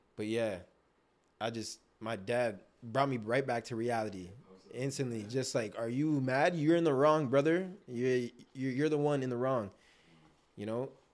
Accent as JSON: {"language": "English", "town": "Toronto", "region": "Ontario", "country": "Canada", "tie": "born or raised there", "also_born_or_lived": "Markham, Ontario", "said": "I was born in Scarborough, lived there till I was about ten. right? And then we moved to Markham, Ontario"}